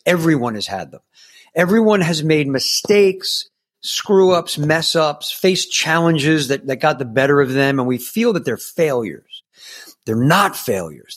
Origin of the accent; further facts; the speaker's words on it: New York, United States; I grew up in New York